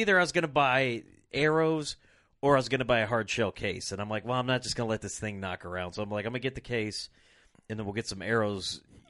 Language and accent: English; Rock Island, Illinois, United States; I was born and raised in Rock Island, Illinois